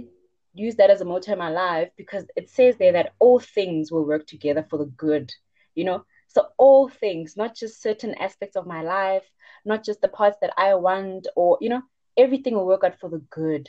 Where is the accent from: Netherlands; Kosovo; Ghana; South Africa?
South Africa; Bushbuckridge, Mpumalanga; moved away as an adult; now in Johannesburg, South Africa; I'm originally from Bushbuck Ridge, and I'm currently a fourth year medical student at BITS.